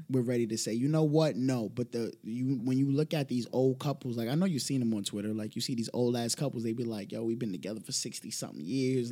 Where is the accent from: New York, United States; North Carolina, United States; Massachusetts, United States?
New York, United States; New York City; I'm a product of the Bronx